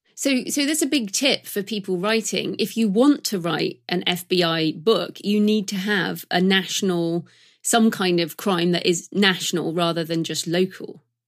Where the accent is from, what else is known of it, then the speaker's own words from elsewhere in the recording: United Kingdom; I'm British